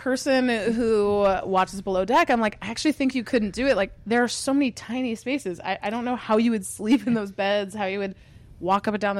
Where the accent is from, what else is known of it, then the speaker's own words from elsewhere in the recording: Cape Cod, Massachusetts, United States; I'm from Cape Cod, originally, actually, year-round, not summering.